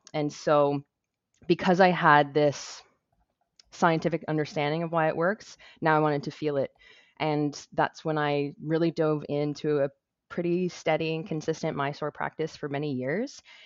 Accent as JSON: {"language": "English", "town": "Toronto", "region": "Ontario", "country": "Canada", "tie": "born or raised there", "said": "my hometown of Toronto, Ontario"}